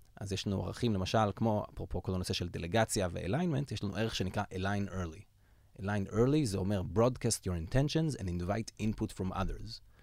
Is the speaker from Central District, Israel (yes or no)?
yes; Yavne, Central District, Israel; גדלתי ביבנה, עיר האורות, בירת הראפ.